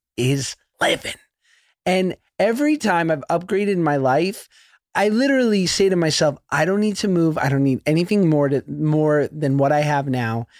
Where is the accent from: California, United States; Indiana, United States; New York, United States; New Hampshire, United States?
New York, United States; New York City; I grew up in Hell's Kitchen in New York on Tenth Avenue